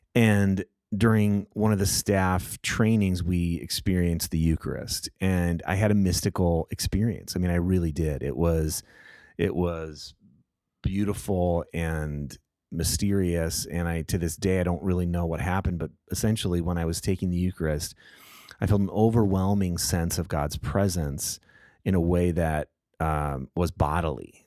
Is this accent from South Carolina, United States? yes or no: no; Southern California, United States; I grew up in Southern California